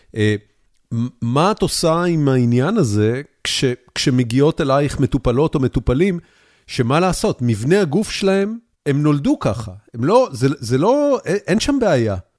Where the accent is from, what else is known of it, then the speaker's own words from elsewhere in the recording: Israel; moved away as an adult; now in Texas, United States; כשאני גדלתי בארץ